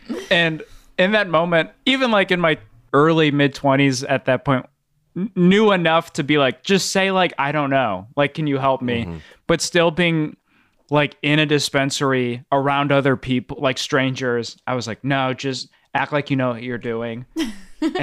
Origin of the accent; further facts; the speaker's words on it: Illinois, United States; And I'm from Illinois